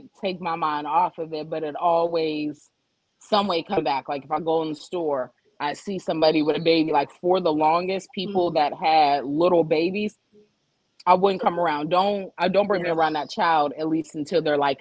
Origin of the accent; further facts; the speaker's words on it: Youngstown, Ohio, United States; now in Atlanta, United States; I live in Atlanta, but I'm from Youngstown